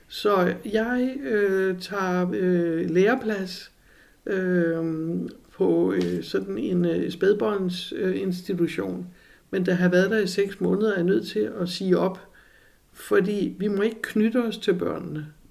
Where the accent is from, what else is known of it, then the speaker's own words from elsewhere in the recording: Copenhagen, Capital Region of Denmark, Denmark; Jeg var jo helle fra Amager.